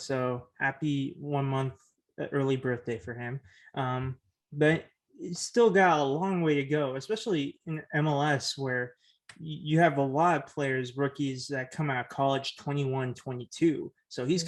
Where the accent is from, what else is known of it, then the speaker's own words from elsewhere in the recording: Oakland, California, United States; I was born in Oakland. I've lived in the East Bay Area my whole life